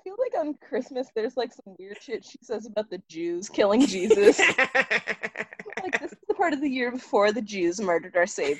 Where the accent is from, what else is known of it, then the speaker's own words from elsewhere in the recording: California, United States; I'm from California